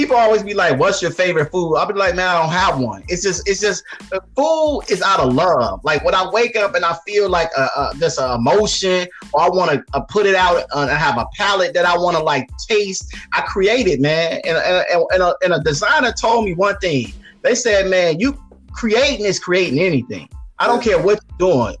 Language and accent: English; Chicago, Illinois, United States; one of the notorious neighborhoods in the city of Chicago is where I grew up in Inglewood